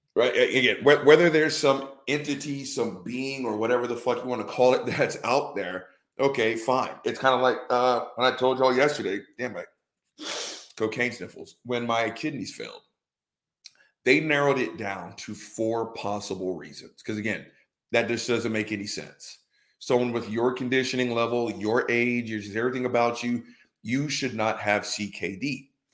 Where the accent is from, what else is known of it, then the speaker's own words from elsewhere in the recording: the South, United States; born and raised in the South